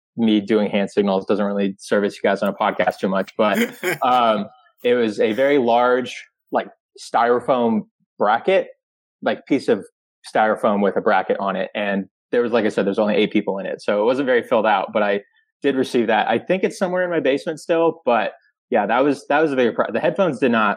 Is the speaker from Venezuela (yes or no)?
no; Nevada, United States; moved away as an adult; also born or lived in Oklahoma; now in Baltimore, United States; I grew up in Nevada